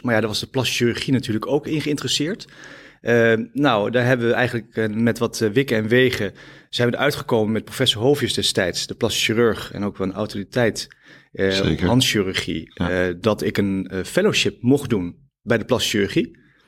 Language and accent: Dutch; Epe, Gelderland, Netherlands; moved away; ik ben eh, eh, opgegroeid in Epe op de Veluwe